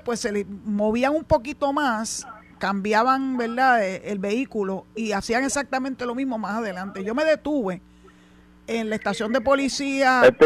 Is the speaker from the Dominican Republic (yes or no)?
no; Puerto Rico; Yo soy puertorriqueña desde que nací hasta que me muera